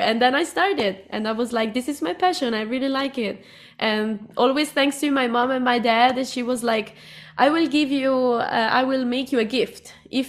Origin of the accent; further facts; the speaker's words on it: Cuba; English is a second language; also born or lived in Italy; I'm from Cuba and from Italy. I know it's confusing, but I'm from there.